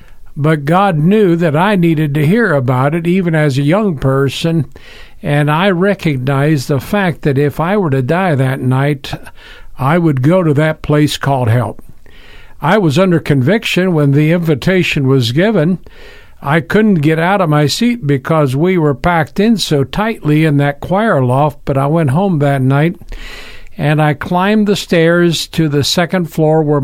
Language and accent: English; Berne, Indiana, United States; I was born in Bern, Indiana, northern part of Indiana, back in 1948